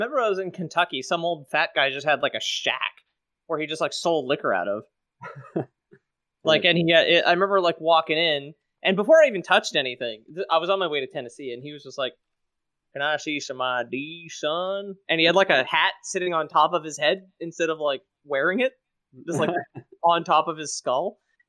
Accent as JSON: {"language": "English", "town": "Montreal", "region": "Quebec", "country": "Canada", "said": "I'm from Montreal, and my mother's from California."}